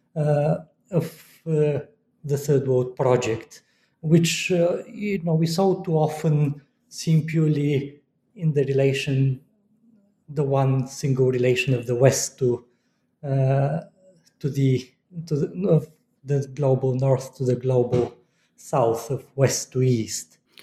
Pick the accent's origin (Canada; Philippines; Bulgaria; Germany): Bulgaria; moved away as an adult; also born or lived in United States / Moscow; I come from Bulgaria